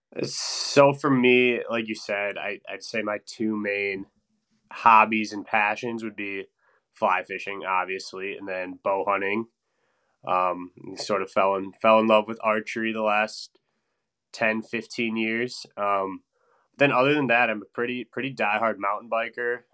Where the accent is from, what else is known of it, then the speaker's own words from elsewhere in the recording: Stevens Point, Wisconsin, United States; moved away as an adult; now in Madison, United States; I'm originally from Stevens Point, Wisconsin, which is north central part of the state